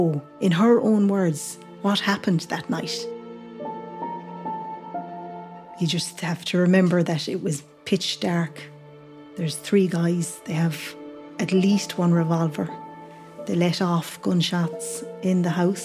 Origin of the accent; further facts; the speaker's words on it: Foxford, Connacht, Ireland; I'm from Curranara, Foxford